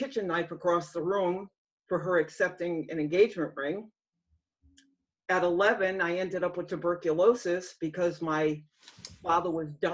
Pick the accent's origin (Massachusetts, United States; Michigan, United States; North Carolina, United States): Massachusetts, United States; I grew up in the state of Massachusetts.